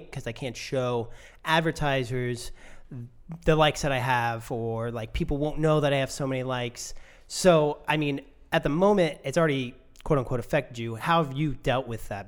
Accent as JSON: {"language": "English", "country": "United States", "said": "I'm American"}